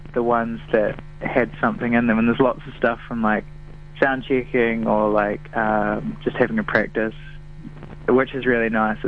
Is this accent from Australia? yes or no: no; New Zealand; we're Kiwis